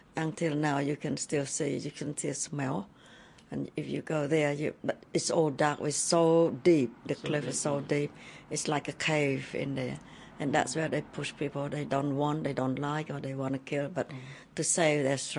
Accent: Battambang, Cambodia; moved away as an adult; now in New Zealand; I was born in Bat Damong province, Sangkai district, Breakpop

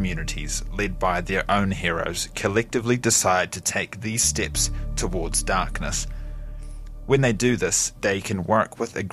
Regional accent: Gore, Southland, New Zealand; This is my hometown, Gore. It is small, only around 12,000 people

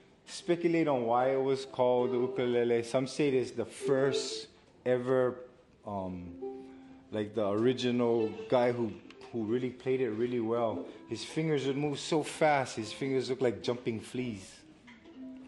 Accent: Hauula, Hawaii, United States; I'm from Hawaii, from the island of Oahu, from the Ahupua'a of Haula.

